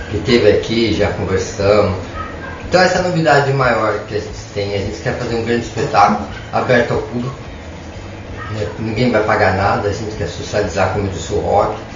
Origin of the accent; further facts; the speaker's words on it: Santo André, São Paulo, Brazil; now in Maringá, Brazil; não sou é, do Paraná, eu sou de Santo André, eu sou paulista.